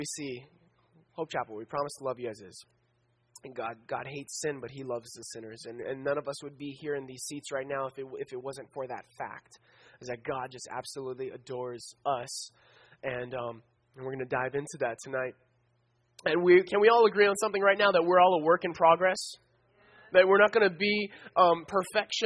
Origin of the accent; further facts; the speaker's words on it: Philippines; I'm Filipino